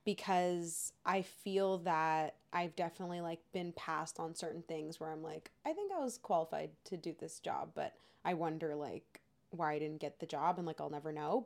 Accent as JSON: {"language": "English", "country": "Canada", "said": "when we were growing up, as we said, we had Degrassi"}